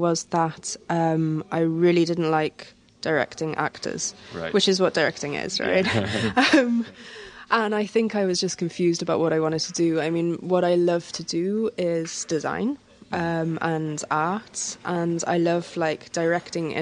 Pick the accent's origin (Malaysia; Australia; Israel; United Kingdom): United Kingdom; Wales; moved away as an adult; also born or lived in Reykjavik; now in Dublin, Ireland; I was born and brought up in Wales